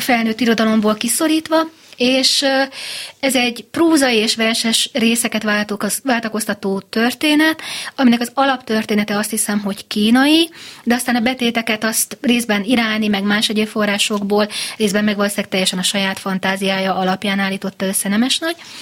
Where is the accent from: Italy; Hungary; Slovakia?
Hungary; Győr, Győr-Moson-Sopron; én győri lány vagyok